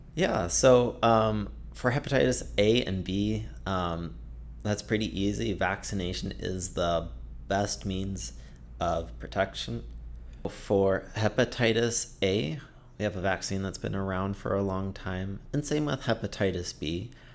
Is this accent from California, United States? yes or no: no; Detroit, Michigan, United States; moved away as an adult; also born or lived in Florida / Massachusetts; now in Portland, United States; I grew up in Michigan, suburbs of Detroit